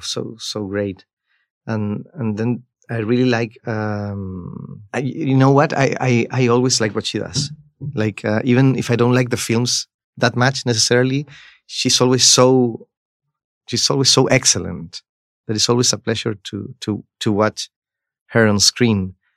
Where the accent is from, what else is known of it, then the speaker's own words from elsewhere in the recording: Chile; I come from Chile